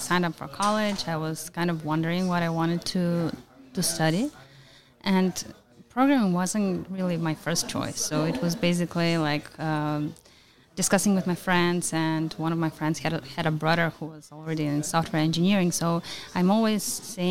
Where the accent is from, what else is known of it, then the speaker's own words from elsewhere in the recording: North Macedonia; I come from Macedonia